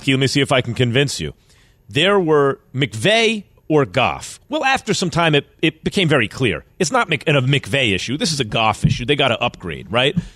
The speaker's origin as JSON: {"language": "English", "region": "New York", "country": "United States", "tie": "born or raised there", "said": "growing up in New York"}